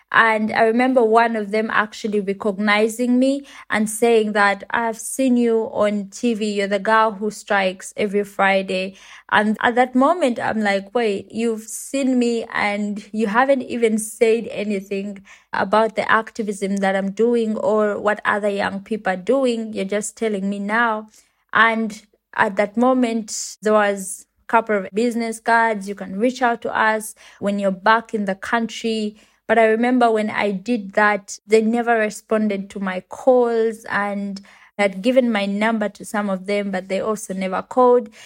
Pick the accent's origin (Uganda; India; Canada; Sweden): Uganda; I come from Uganda and it's a country in Africa